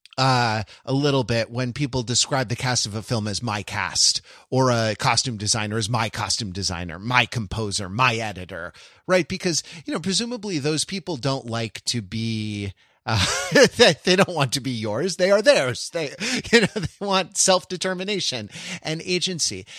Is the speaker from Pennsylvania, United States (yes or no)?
no; Los Angeles, California, United States; I grew up in Los Angeles